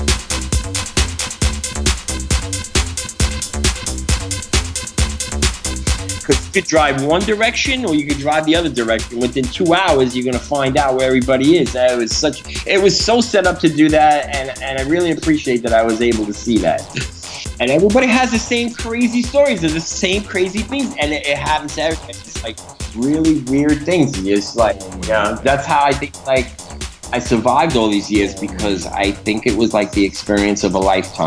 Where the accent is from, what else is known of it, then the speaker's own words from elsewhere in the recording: New York City, New York, United States; accent: Brooklyn; also born or lived in London; I'm from Brooklyn. The Brooklyn accent is so hard that I would never get rid of it